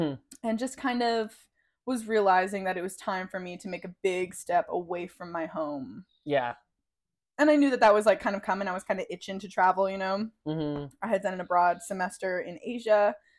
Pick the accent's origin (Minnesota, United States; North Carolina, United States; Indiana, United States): North Carolina, United States; Asheville; moved away as an adult; also born or lived in Denmark; And I grew up in Asheville. You know, there's not many of us left from here, but here we are.